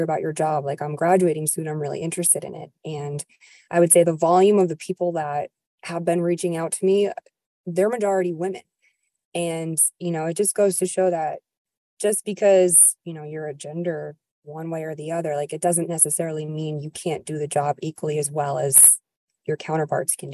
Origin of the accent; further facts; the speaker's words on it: New York, United States; moved away; I'm from New York originally